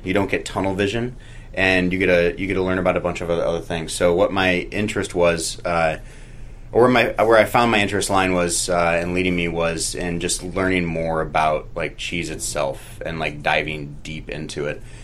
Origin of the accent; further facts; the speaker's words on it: St. Louis, Missouri, United States; also born or lived in San Francisco / Oakland / Washington, D.C.; now in Greensboro, Vermont, United States; I grew up in St. Louis, I moved to San Francisco, uh, lived in Oakland, and then moved to D.C.